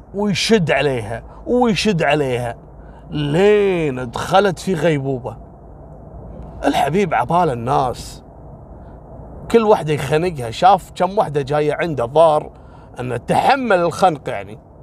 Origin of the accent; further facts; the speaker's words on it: Kuwait; عندنا في الكويت